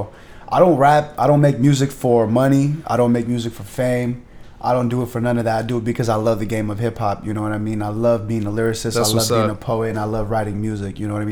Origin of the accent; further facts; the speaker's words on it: San Mateo, California, United States; moved away as an adult; also born or lived in San Francisco, California; now in Long Beach, United States; Hometown is basically San Francisco, California. Specifically representing San Mateo